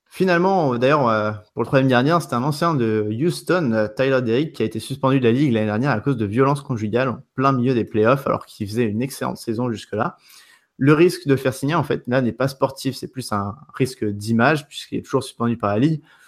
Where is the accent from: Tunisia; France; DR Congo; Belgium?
France; je suis français